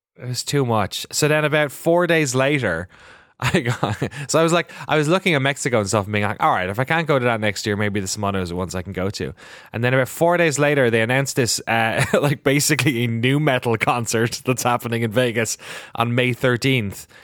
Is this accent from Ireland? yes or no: yes; Ireland; we're very spooky, mythical pe-, people as Irish